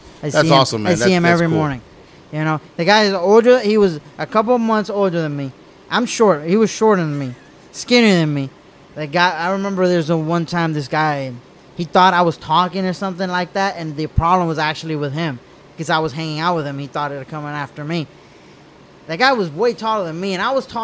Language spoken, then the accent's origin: English; Miami, Florida, United States; moved away as an adult; also born or lived in Cuba; now in Pearland, United States; I was born in Cuba, but Miami raised me. So I might live here, but I'm all Miami